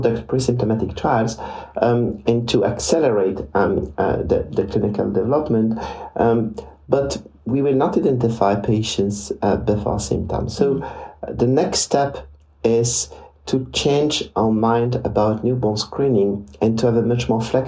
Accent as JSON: {"language": "English", "town": "Liège", "region": "Wallonia", "country": "Belgium", "tie": "born or raised there", "said": "my hometown in Liège"}